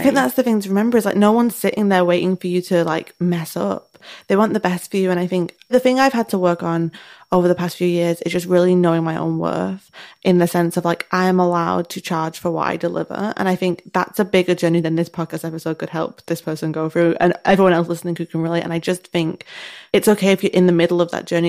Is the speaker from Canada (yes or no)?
no; United Kingdom; we're British